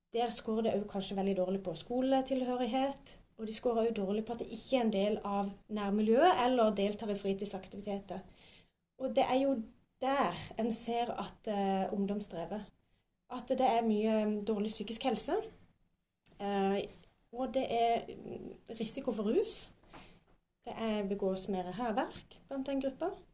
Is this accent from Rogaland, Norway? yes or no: no; Spangereid, Agder, Norway; now in Vigeland, Norway; jeg kommer fra Spangereid. Eh, og nå bor jeg på Vigeland